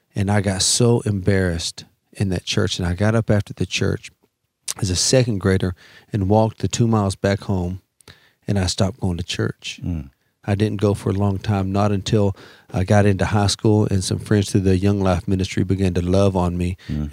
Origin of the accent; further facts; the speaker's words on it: Dallas Fort Worth area, Texas, United States; I'm Choctaw from the Choctaw Nation of Oklahoma, but I grew up in Texas and uh, kind of the Dallas Fort Worth area